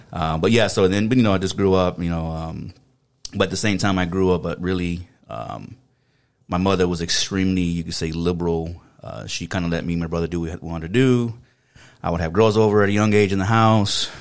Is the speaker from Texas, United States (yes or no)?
yes; San Antonio, Texas, United States; accent: South Texas; moved away; I was pretty much um, born and raised in San Antonio, Texas.